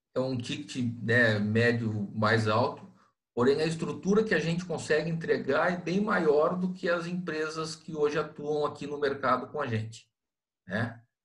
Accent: Londrina, Paraná, Brazil; now in Itapoá, Brazil; Eu morava em Londrina, sou natural de Londrina, e quando mudei para Itapoá

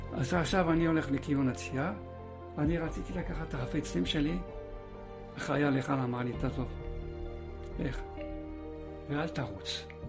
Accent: Paris, Île-de-France, France; also born or lived in Kfar Saba, Israel; now in Israel; גדלתי בצרפת, אה, בפריס

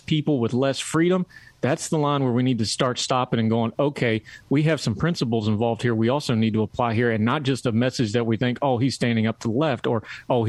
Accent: West Virginia, United States; also born or lived in Germany; I'm a hillbilly from West Virginia

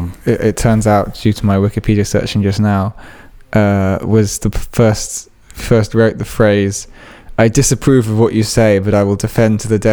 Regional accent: England, United Kingdom; the problem with being English

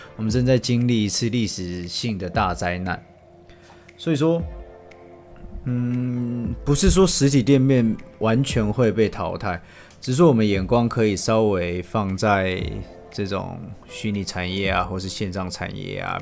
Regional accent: Taiwan; 我们台湾人

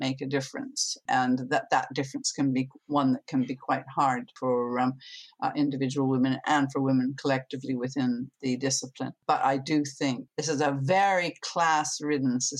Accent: Canada; now in United Kingdom; I'm originally from Canada

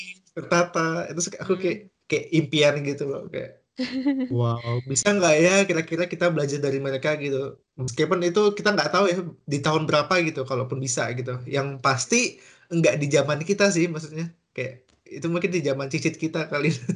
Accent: Kalimantan, Indonesia; moved away; Aku asal dari Kalimantan.

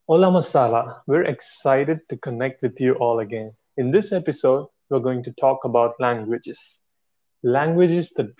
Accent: Tamil Nadu, India; first language Tamil; English is a second language; my native language is Tamil, which is the oldest surviving classical language

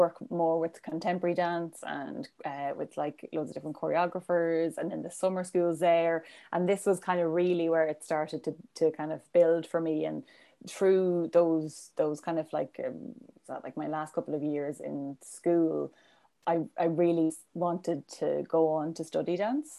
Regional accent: Cavan, Ulster, Ireland; I'm from Cavan, so, you know, we're close to the border.

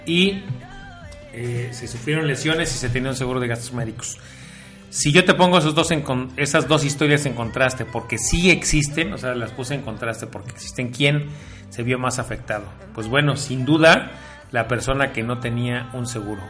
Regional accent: Mexico; nosotros como mexicanos

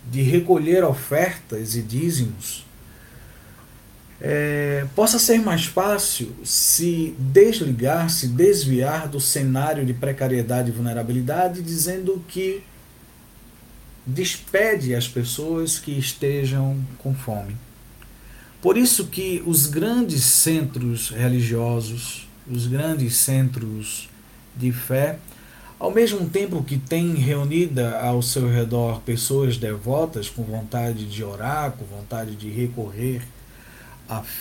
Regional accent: Northeast Region, Brazil; Sou pequeno, sou nordestino, uso barba, uso óculos, sou pardo e tenho cabelos encaracolados.

